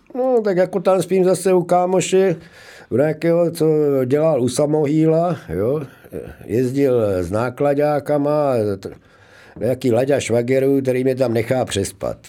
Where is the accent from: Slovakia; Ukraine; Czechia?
Czechia; Zlín, Zlín Region; moved away as an adult; also born or lived in Brno / Prague; domov vždycky mám jako v tom Zlínu, Gotwaldově, jo. že tam jsem vyrostl